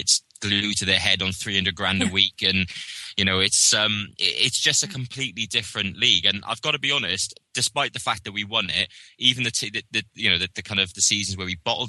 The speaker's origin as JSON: {"language": "English", "region": "Wales", "country": "United Kingdom", "said": "as a Welshman"}